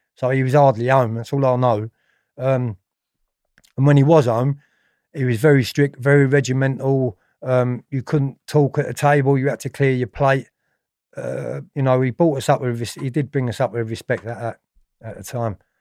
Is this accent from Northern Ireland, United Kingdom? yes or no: no; London, United Kingdom; also born or lived in Tooting / Streatham Vale; I was born in Ballinwhere, which was in southwest London. obviously, in nineteen sixty-eight